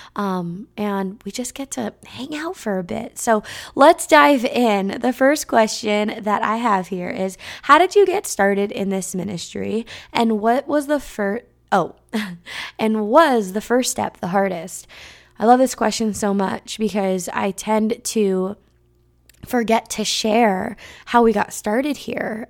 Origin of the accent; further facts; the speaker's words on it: California, United States; from California